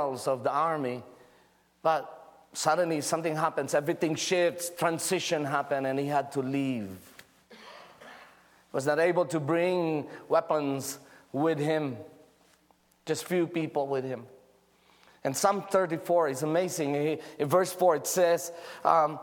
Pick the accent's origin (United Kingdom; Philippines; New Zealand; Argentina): Philippines; I'm just a Filipino with thick jackets, you know, barely surviving the winter of Norway.